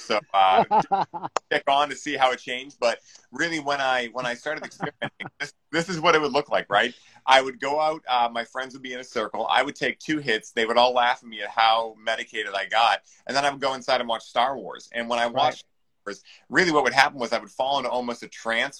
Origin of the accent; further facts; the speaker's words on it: Weymouth, Massachusetts, United States; Weymouth, Massachusetts. So